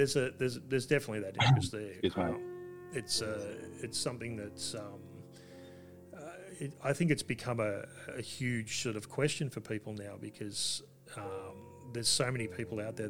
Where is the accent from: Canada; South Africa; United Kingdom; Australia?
Australia; we're both Australian